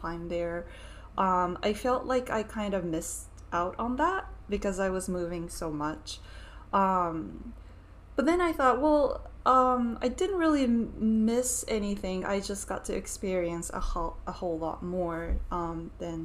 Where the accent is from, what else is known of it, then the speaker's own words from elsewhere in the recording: Atlanta, Georgia, United States; also born or lived in Japan; now in New York City, United States; I grew up partly in Atlanta, Georgia, so I thought, okay, I can speak English and Japanese